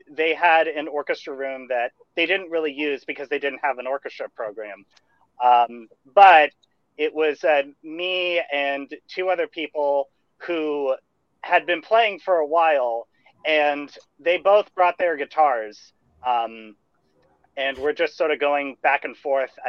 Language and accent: English; Bay Area, California, United States; I, grow I grew up, in the Bay Area.